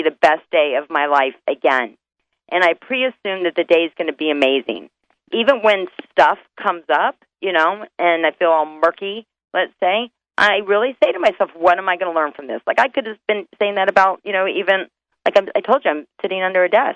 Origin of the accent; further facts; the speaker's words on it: North Carolina, United States; moved away; I'm originally from North Carolina